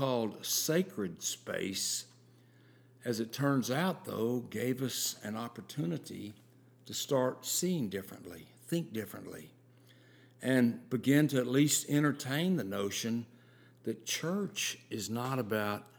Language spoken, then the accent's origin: English; the South, United States; growing up in the South